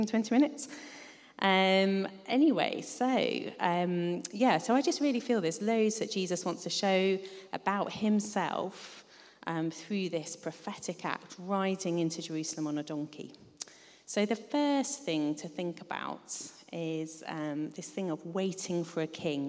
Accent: United Kingdom; also born or lived in London / Devon; now in Ottery St Mary, United Kingdom; I grew up a bit in London and a bit in Devon

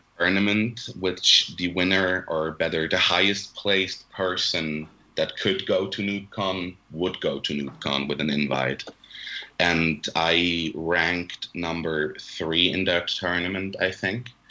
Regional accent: Switzerland; English is a second language; also born or lived in Zurich; I'm from Switzerland. Me and my brother live in Zurich. We study here

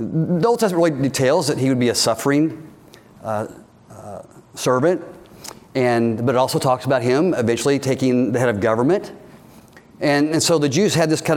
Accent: United States; we're Americans

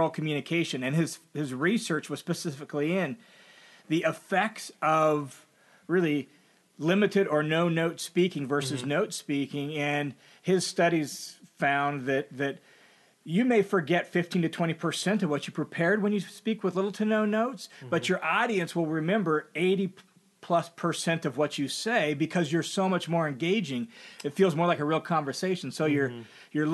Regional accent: Tacoma, Washington, United States; moved away as an adult; now in Boise, United States; So I grew up in the Tacoma, Washington area, but I moved to Boise, Idaho in the late 80s to go to Bible college.

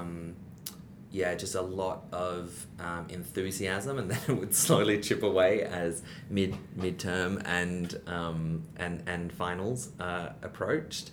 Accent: Perth, Western Australia, Australia; moved away as an adult; also born or lived in Taiwan / Beijing; I grew up in Perth.

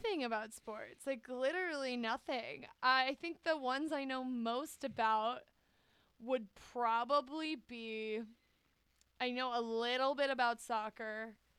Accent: United States; I'm an American

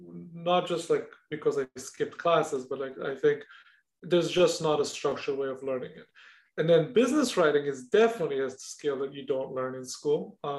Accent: Israel; English is a second language; moved away; when I moved from Israel, that was non-existent, meaning I knew how to write and read English, obviously, and definitely speak English somewhat better than I speak Hebrew in some cases.

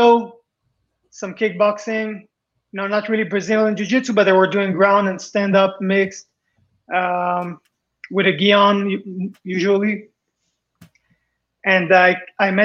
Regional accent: Israel; also born or lived in Paris, France; I came to Israel from France. I was born in Paris. And some kids, you know, would laugh about my accent

